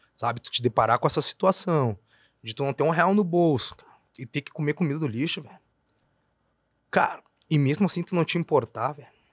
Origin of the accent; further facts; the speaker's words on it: Brazil; eu sou da Sefer, para quem é daqui sabe, né? Eu faço divisa com a Bom Jesus